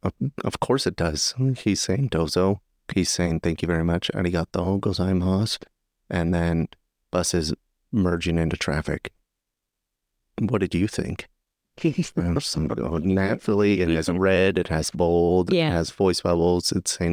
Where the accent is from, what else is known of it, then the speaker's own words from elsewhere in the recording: United States; moved away as an adult; now in Japan; as an American in Japan